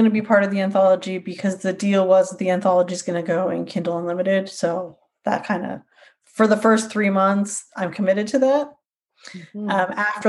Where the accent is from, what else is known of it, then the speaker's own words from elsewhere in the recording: Sacramento, California, United States; now in north of Albany, United States; I grew up in Sacramento